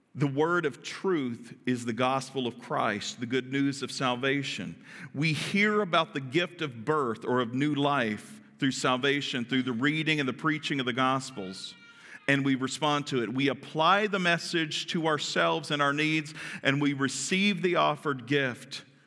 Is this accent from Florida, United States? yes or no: no; Kentucky, United States; I'm from Kentucky.